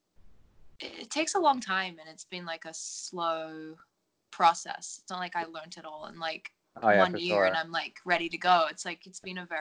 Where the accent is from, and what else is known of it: Perth, Western Australia, Australia; born or raised there; moved away